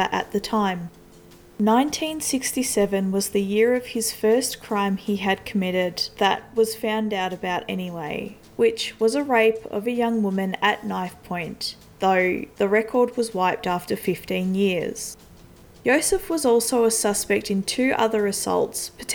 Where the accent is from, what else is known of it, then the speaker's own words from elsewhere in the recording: Australia; I am Australian, not Austrian